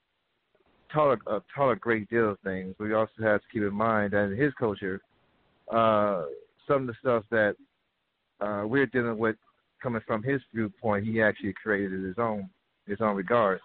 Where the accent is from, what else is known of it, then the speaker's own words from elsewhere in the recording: the Bay Area, California, United States; I live out here in California. As a matter of fact, I'm from the Bay Area